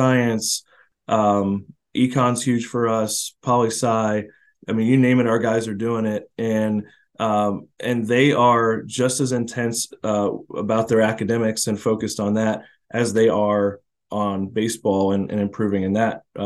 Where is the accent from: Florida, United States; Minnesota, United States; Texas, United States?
Florida, United States; moved away; I come from Florida where it's baseball and it's serious and it's a certain way you play it